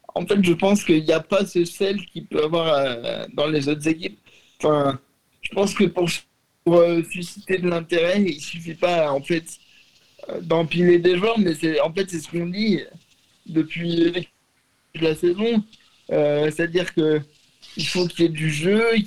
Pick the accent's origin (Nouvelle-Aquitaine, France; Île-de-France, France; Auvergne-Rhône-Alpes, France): Auvergne-Rhône-Alpes, France; Lyon; je suis lyonnais